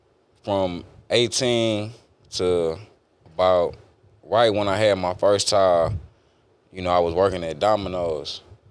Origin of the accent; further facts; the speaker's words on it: Beaumont, Texas, United States; All right, so I grew up in Beaumont, Texas, born and raised. I grew up with my mama and my brother.